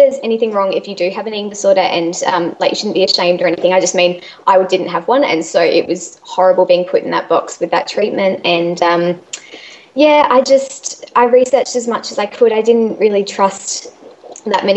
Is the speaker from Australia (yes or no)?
yes; Adelaide, South Australia, Australia; I'm from Adelaide